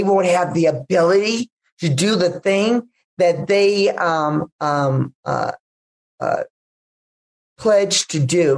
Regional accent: Los Angeles, California, United States; as an African-American woman born and raised in South Central Los Angeles

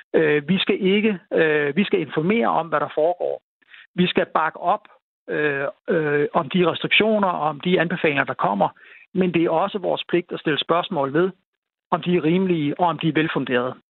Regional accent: North Jutland, North Denmark Region, Denmark

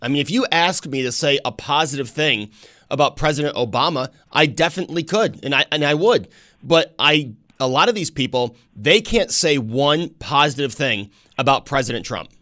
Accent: New York, United States; I grew up in New York State.

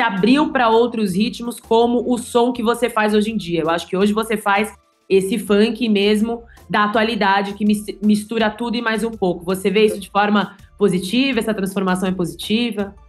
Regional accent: São Paulo, Brazil; eu sou paulistana

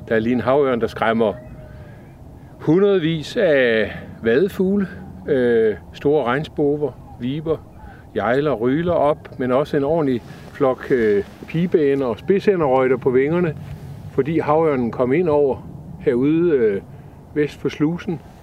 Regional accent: Esbjerg, Southern Denmark, Denmark; jeg er opvokset i Esbjerg

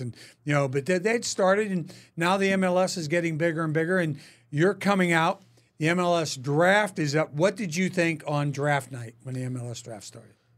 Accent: Pittsburgh, Pennsylvania, United States; back home in Pittsburgh

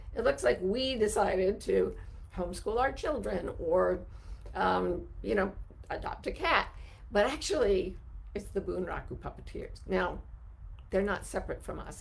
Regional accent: Utah, United States; I grew up in Utah where there, there's no racial diversity to speak

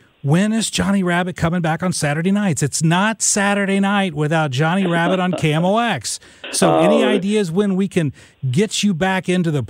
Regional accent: Southern Illinois, United States; when I was a kid, I grew up in Southern Illinois.

